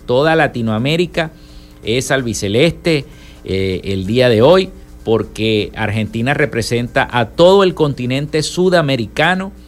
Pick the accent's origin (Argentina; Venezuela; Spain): Venezuela; los venezolanos puedan y podamos decidir